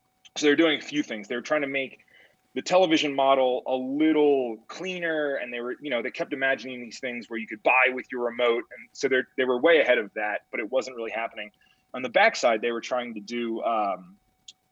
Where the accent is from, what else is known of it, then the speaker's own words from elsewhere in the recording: Pennsylvania, United States; So I grew up in Pennsylvania